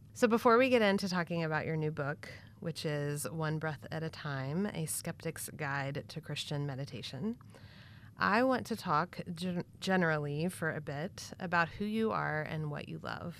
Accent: Texas, United States; I grew up Southern Baptist in Texas

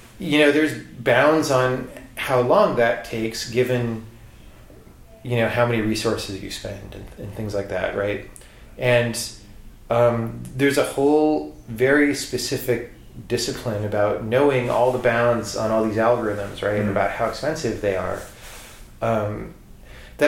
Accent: Southern California, United States; I'm from Southern California

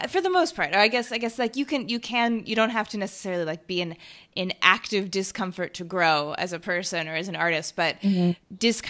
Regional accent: United States; moved away; also born or lived in Thailand; as an American coming from a completely like colonized country melting pot

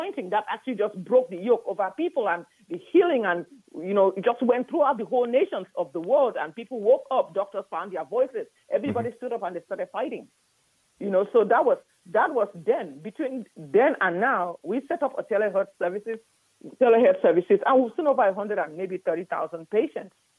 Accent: Cameroon; also born or lived in Nigeria / Houston, Texas; now in United States; I'm from Cameroon originally, but I went to medical school in Nigeria

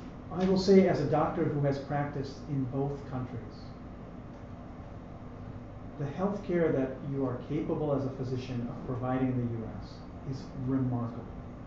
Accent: United States; now in Canada; I say for us because I'm American.

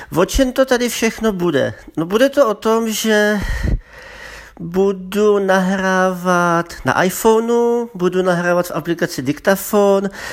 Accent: Brno, South Moravian Region, Czechia; also born or lived in Zlín; pocházím ze Zlína, ale bydlím v Brně už od první třídy, od základky

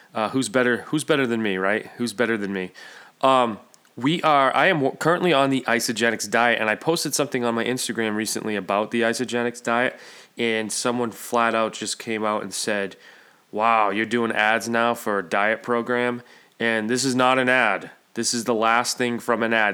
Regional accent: Central Massachusetts, United States; I'm Central Mass

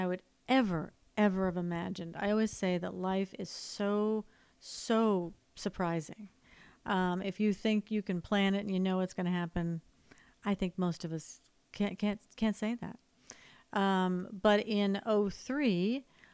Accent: upstate New York, United States; moved away as an adult; now in Los Angeles, United States; I was from upstate New York

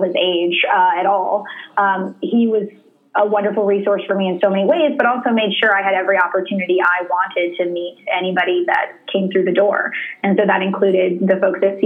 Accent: Baton Rouge, Louisiana, United States; growing up in Baton Rouge, Louisiana, I was so surrounded by it growing up around LSU

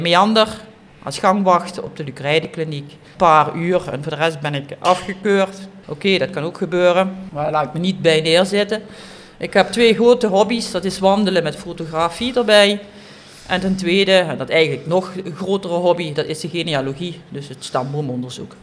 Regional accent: Kerkrade, Limburg, Netherlands; Ik ben geboren in Kerkrade, op Calais

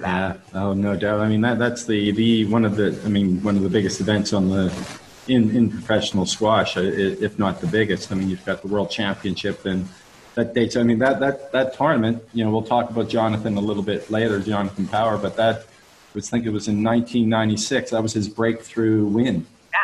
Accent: Halifax, Nova Scotia, Canada; my hometown a little bit uh, of Halifax

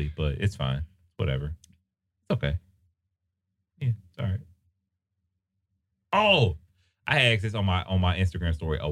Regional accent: Cleveland, Ohio, United States; I'm from Cleveland

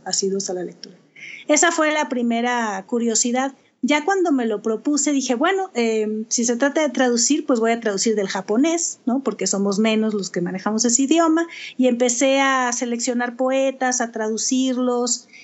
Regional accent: Sonora, Mexico; also born or lived in Culiacán, Sinaloa; aunque nací en Culiacán, crecí en Sonora

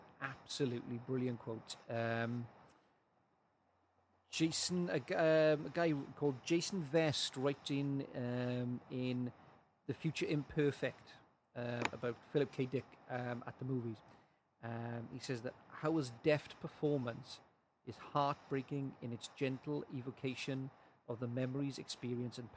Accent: South Wales, United Kingdom; living in South Wales

